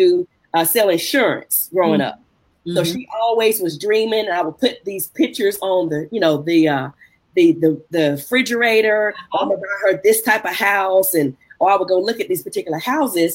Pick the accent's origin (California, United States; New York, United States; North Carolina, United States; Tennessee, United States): North Carolina, United States; Raleigh; my hometown in Raleigh